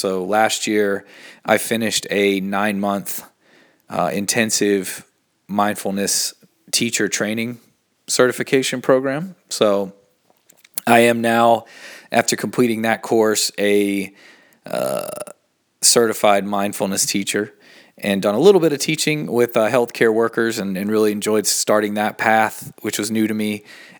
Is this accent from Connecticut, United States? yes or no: no; Asheville, North Carolina, United States; I was born in Asheville, North Carolina, in the southern part of the United States. Grew up in kind of a Christian culture, but also in a very sort of open, eclectic culture in Asheville.